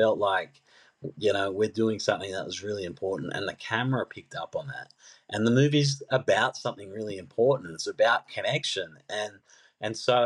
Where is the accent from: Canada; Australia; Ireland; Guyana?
Australia; Sydney, New South Wales; I grew up in Mount Druitt